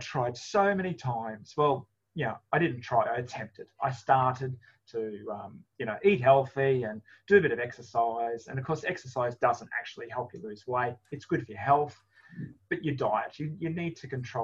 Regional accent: Australia; because I'm Australian

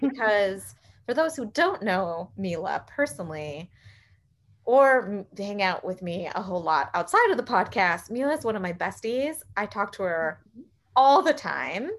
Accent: San Miguel de Allende, Guanajuato, Mexico; also born or lived in United States; San Miguel de Allende, Guanajuato, um, in the heart of Mexico. As you guys know, I've talked about it a lot. It is my hometown.

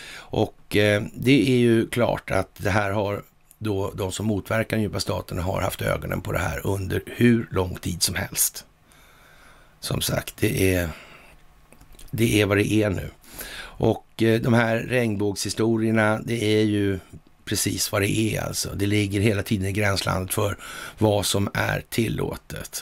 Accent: Sweden; som svensk

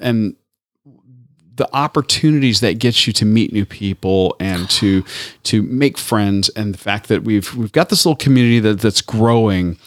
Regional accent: Tampa, Florida, United States; where I grew up in Tampa.

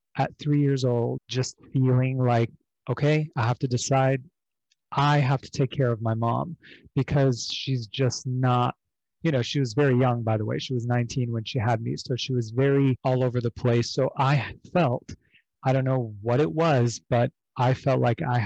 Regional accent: Beirut, Beirut Governorate, Lebanon; moved away; I grew up originally overseas in Beirut, Lebanon, during the civil war that lasted from 1975 to 1990.

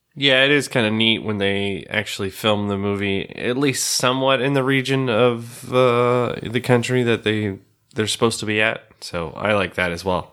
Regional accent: the West, Arizona, United States; I grew up in the West and it's somewhat close to kinda where I grew up

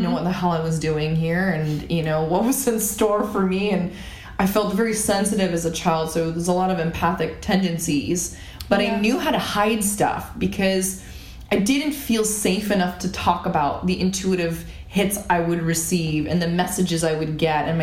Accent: Canada; I grew up in Canada

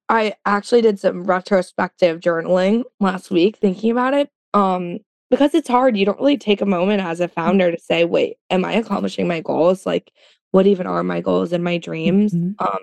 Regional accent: Florida, United States; um, I'm from Florida. I'm not that southern, but like I am.

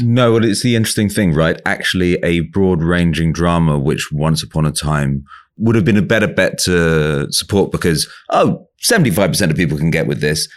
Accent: England, United Kingdom; I'm from England

